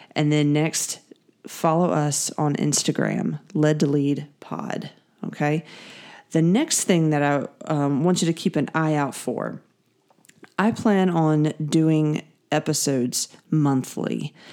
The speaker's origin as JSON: {"language": "English", "town": "Greenville", "region": "South Carolina", "country": "United States", "said": "I am from the Greenville, South Carolina area"}